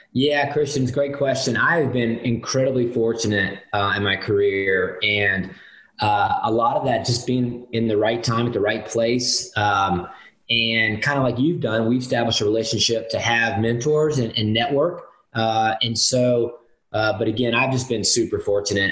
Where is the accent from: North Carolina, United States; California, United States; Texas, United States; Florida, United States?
North Carolina, United States; Winston-Salem; I grew up in Winston-Salem, North Carolina